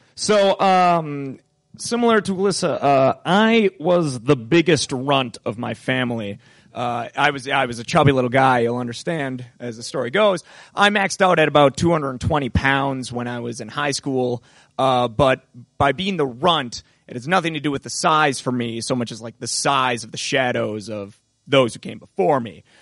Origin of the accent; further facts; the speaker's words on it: Appleton, Wisconsin, United States; my hometown of Appleton, Wisconsin